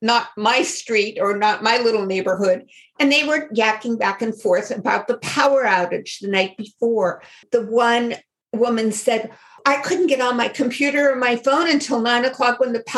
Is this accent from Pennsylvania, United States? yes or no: yes; Erie, Pennsylvania, United States; moved away as an adult; also born or lived in Pittsburgh; now in The Villages, Florida, United States; We're both from Erie